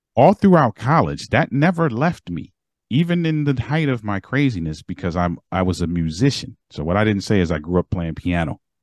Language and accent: English; Baltimore, Maryland, United States; moved away; I'm from Maryland